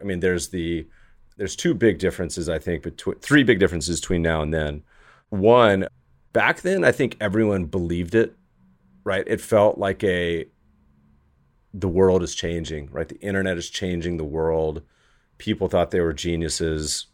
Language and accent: English; Colorado, United States; also born or lived in Winston-Salem, North Carolina / Virginia; now in Los Angeles, United States; I'm a Colorado native, was born in Colorado, spent about half my time growing up in North Carolina.